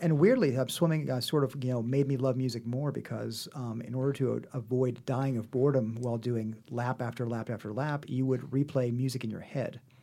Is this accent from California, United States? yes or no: no; Manhattan, Kansas, United States; moved away as an adult; now in Los Angeles, United States; I am from a small town in Kansas called Manhattan